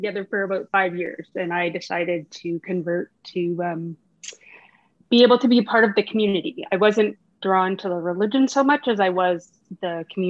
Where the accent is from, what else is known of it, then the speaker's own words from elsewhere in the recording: Rossland, British Columbia, Canada; also born or lived in West Vancouver / Vancouver / Toronto; now in Kelowna, Canada; I grew up in a small town very close to Kelowna, Rosslyn, BC, home of Nancy Green. And spent about 10 years in Vancouver as an adult, and then traveled around from Edmonton and Calgary and Seattle